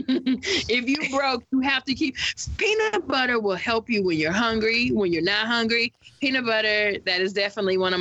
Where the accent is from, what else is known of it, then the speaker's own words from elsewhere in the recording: the South, United States; I'm from the South